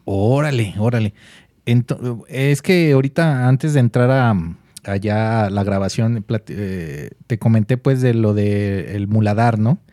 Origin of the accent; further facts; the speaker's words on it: Mexico; nosotros como mexicanos